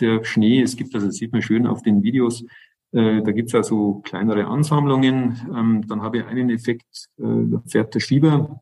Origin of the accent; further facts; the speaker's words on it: Northern Germany, Germany; bei uns in Norddeutschland an der Küste